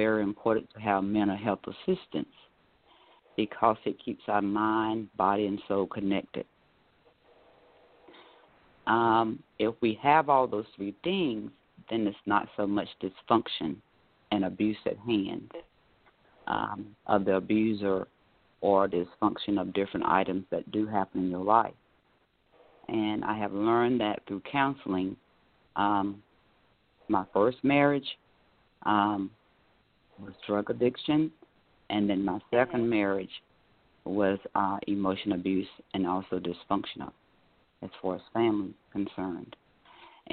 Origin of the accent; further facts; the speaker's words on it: Raeford, North Carolina, United States; now in Orlando, United States; I am based out of Orlando, Florida, but my hometown is Rayford, North Carolina, born and raised